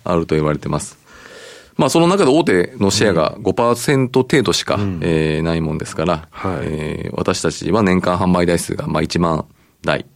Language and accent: Japanese; Aichi, Japan; 愛知県生まれで、愛知県で育ったんで